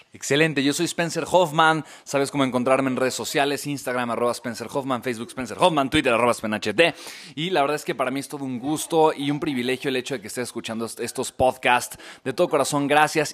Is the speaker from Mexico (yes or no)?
yes; Mexico; somos mexicanos